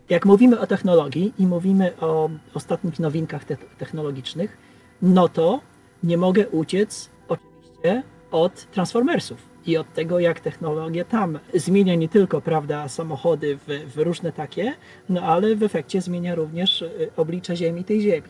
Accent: a village near Skierniewice, Łódź Voivodeship, Poland; ja pochodzę ze wsi podskierniewickiej

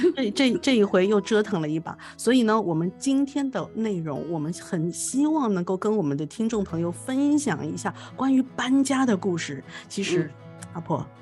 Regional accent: Shanghai, China; now in Canada; 从小在上海出生长大

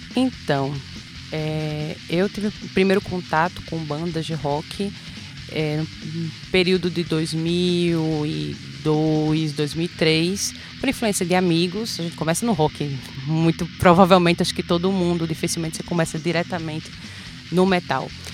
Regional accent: Macaíba, Rio Grande do Norte, Brazil; also born or lived in Natal; now in São Gonçalo do Amarante, Brazil; Sou natural de Natal, mas morei a minha vida inteira em Macaíba.

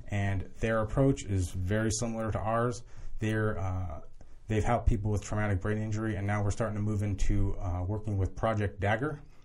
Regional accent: Southern California, United States; moved away as an adult; now in Florida, United States; I was born in Southern California, and, uh, I just got caught up running around the streets in Orange County

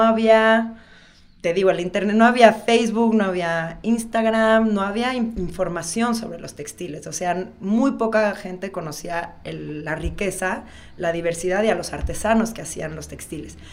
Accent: Toluca, State of Mexico, Mexico; moved away as an adult; now in Oaxaca, Mexico; yo soy de la Ciudad de México. Este, nací ahí, pero al, otro día me fui a vivir a Toluca. y ahí, este, digamos que ahí crecí

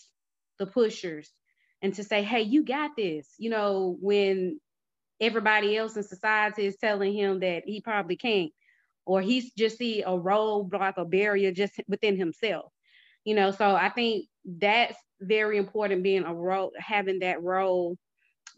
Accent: Alabama, United States; moved away as an adult; also born or lived in Birmingham, Alabama; now in Georgia, United States; I grew up in Alabama and I've lived in other states, you know, but even coming back and then living in Birmingham for 8 years

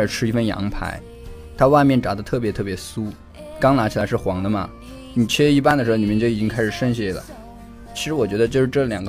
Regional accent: China; now in United States; 但是我从中国来的时候也没带什么东西，不知道该准备什么东西给他。

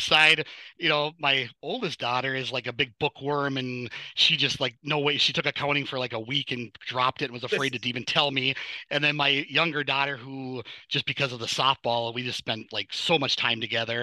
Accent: Superior, Wisconsin, United States; moved away as an adult; now in Minnesota, United States; I grew up on Superior side for okay. about 20 some years and then I moved over to the Minnesota side thereafter.

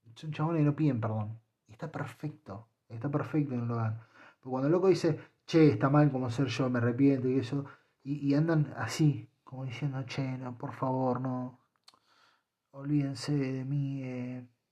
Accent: Argentina; Yo soy argentino y estoy orgullosísimo de serlo

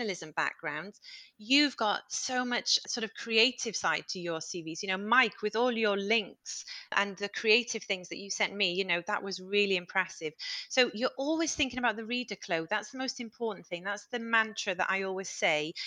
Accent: United Kingdom; as British people

